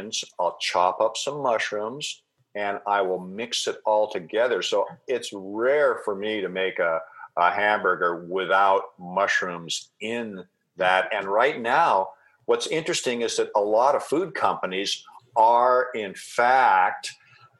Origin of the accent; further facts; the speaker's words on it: Seattle, Washington, United States; now in Vancouver Island, Canada; I grew up in Seattle